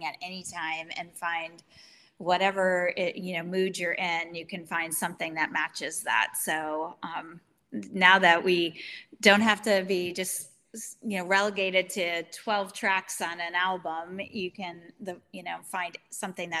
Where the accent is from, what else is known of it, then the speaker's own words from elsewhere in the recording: United States; as an American